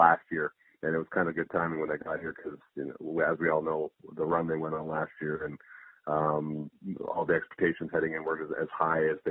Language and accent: English; Cochrane, Alberta, Canada; moved away as an adult; also born or lived in Calgary; I was born in Calgary, and then grew up in Cochrane, which is just 30 kilometers west of Calgary. That's where I went to high school. And left about when I was 21